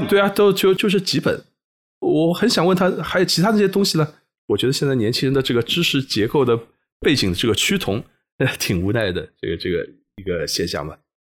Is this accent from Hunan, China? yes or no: no; Shanghai, China; 因为我生活在上海，应该使用的是上海话和普通话